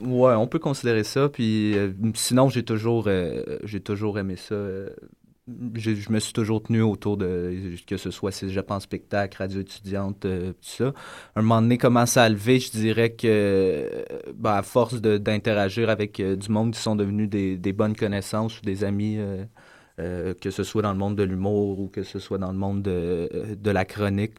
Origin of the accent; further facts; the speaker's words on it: Lorraine, Quebec, Canada; also born or lived in Montreal; now in Sainte-Thérèse, Canada; je suis né à Montréal. Euh, je suis déménagé très jeune sur la, banlieue du Nord à Lorraine. banlieue cossue, passé Laval. Après ça, j'ai grandi là